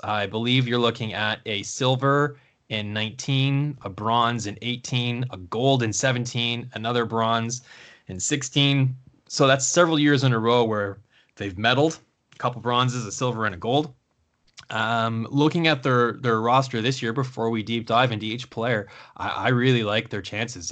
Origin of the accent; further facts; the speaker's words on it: Canada; as a Canadian and, um, an unabashed Canada fan